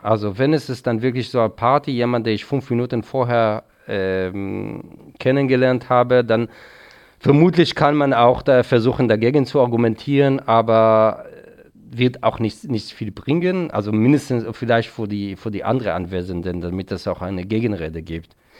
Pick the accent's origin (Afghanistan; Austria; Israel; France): Israel; now in Germany; in der Nähe, wo ich aufgewachsen bin